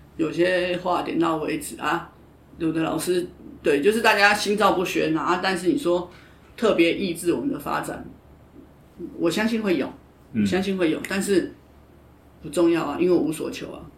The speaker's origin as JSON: {"language": "Chinese", "country": "Taiwan", "said": "因为我觉得就是我们台湾人传统的文化"}